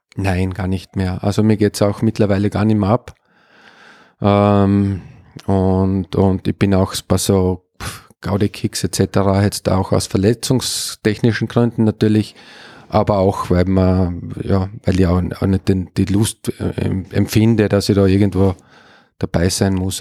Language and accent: German; Upper Styria, Austria; now in Graz, Austria; ich bin aus der Obersteiermark zum GRK gewechselt in jungen Jahren